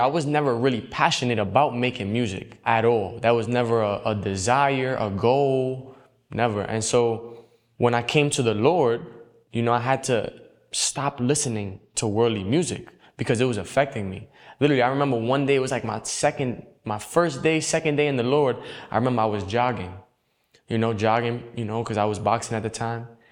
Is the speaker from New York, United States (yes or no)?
yes; New York City, New York, United States; I grew up in the Bronx, New York